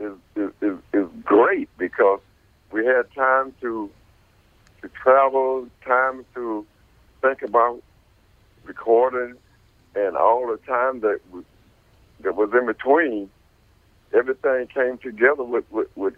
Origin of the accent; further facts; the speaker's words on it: Ferndale, Michigan, United States; I grew up in Ferndale, Michigan